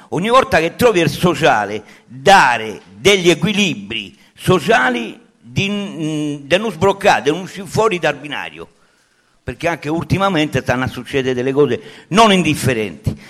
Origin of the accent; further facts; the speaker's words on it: Sardinia, Italy; moved away; sono sardo, sono mezzi ribelli là